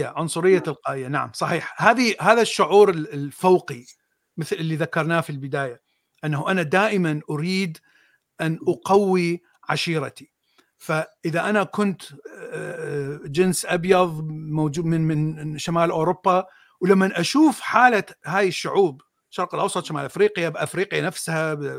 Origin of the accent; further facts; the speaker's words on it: Mosul, Nineveh, Iraq; من الموصل انا من الموصل